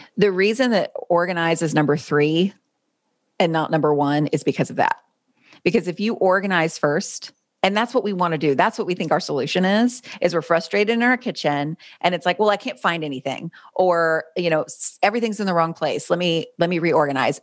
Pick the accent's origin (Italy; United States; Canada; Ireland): United States; North Carolina; grew up in North Carolina. I was, I've lived in the same city my whole life